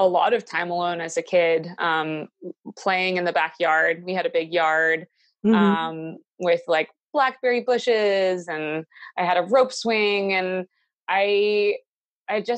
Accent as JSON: {"language": "English", "town": "Williamstown", "region": "Massachusetts", "country": "United States", "tie": "born or raised there", "moved": "yes", "lives_now": "Chatham, United States", "said": "I grew up in Williamstown, Massachusetts, which is right on the border of New York"}